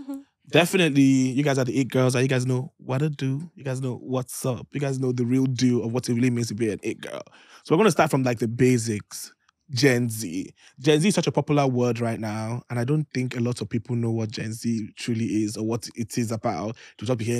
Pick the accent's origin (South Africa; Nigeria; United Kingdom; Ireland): Nigeria; Lagos; also born or lived in Imo State; so I'm from, like, Imo State, but I was born in Lagos